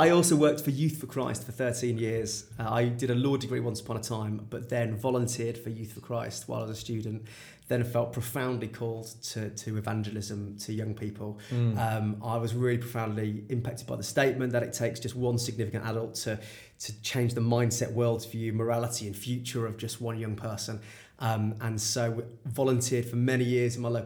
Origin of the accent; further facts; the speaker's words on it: Birmingham, West Midlands, United Kingdom; So I feel a great deep sense of pride as a Brummie